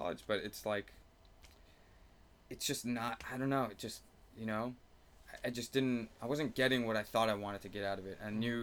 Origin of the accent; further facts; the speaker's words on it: Los Angeles, California, United States; my hometown of Eagle Rock